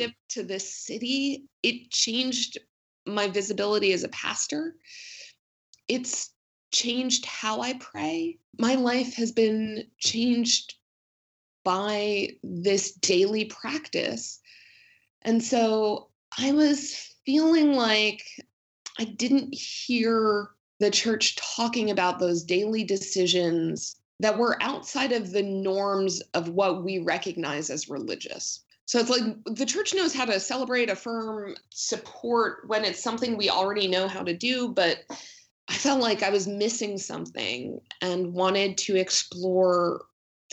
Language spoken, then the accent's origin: English; New Jersey, United States; moved away; I grew up in New Jersey